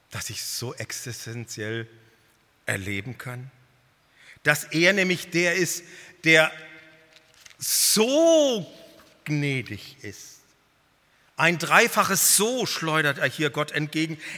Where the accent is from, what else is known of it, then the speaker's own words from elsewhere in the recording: North Germany, Germany; Also ich als Norddeutscher, ich war total überwältigt.